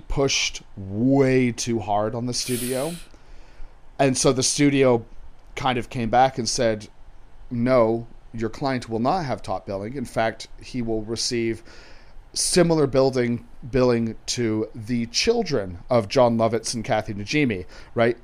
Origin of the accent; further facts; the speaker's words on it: England, United Kingdom; I'm English